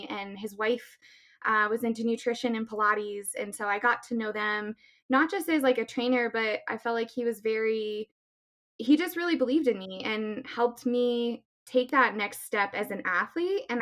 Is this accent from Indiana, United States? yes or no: no; Littleton, Colorado, United States; I uh, born and raised in Littleton, Colorado. Um, I'm 29 years old.